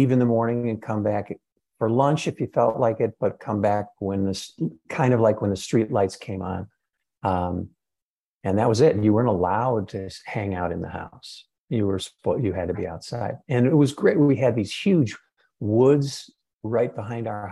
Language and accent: English; Lake Bluff, Illinois, United States; I grew up in Lake Bluff, Illinois